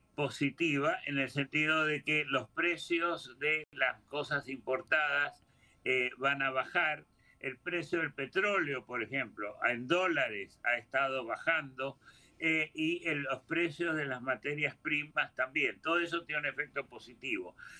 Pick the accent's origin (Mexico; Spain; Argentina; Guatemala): Argentina; moved away; yo soy argentino de origen